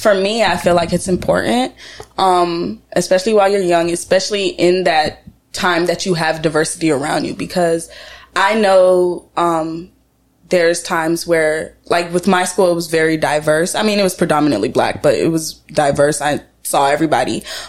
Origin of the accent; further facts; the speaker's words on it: Georgia, United States; also born or lived in Jamaica / Florida; I was born in Jamaica. I was raised in Florida for my childhood life. I left, I think, when I was like 10 or 9. I went back and forth for a while. And then my teenage life, I was raised in Georgia. Mm. And still live in Georgia.